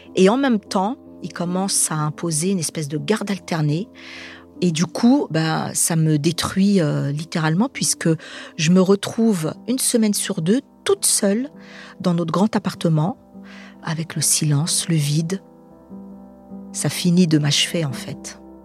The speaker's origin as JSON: {"language": "French", "town": "Saint-Denis", "region": "Île-de-France", "country": "France", "tie": "born or raised there", "said": "Je suis de Saint-Denis. Je suis née en 74. On est une fratrie de sept"}